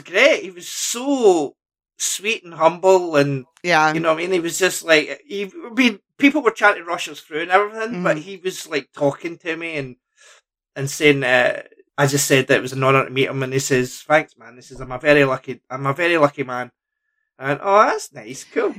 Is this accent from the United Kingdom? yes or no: yes; Lanark, Scotland, United Kingdom; I'm from Lanark